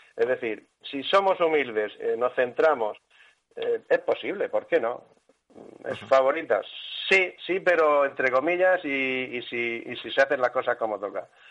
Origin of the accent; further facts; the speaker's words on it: Spain; como buenos españoles